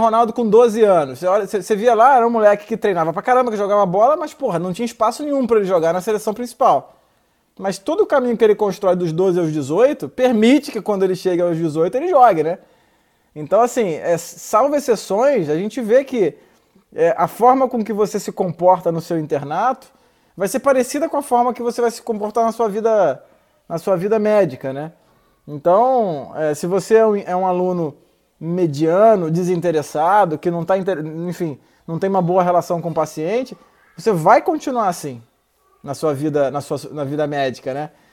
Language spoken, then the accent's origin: Portuguese; Rio de Janeiro, Brazil; eu sou carioca também